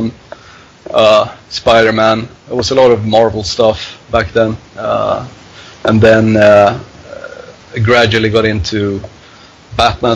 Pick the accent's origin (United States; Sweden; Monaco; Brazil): Sweden; Stockholm, Stockholm County; also born or lived in Hofors; I grew up in Stockholm.